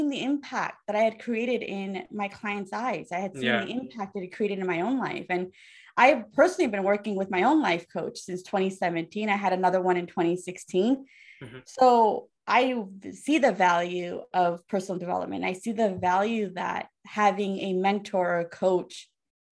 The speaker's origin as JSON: {"language": "English", "country": "United States", "said": "I'm an American"}